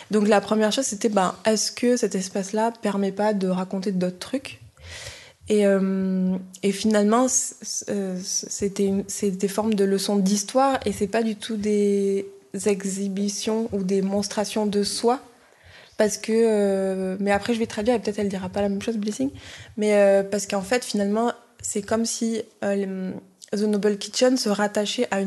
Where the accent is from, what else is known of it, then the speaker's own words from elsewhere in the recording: Edo, Nigeria; French is a second language; Euh, dans mon pays, euh, je viens de Edo State, au Nigeria. On a des histoires euh, très anciennes et des traditions.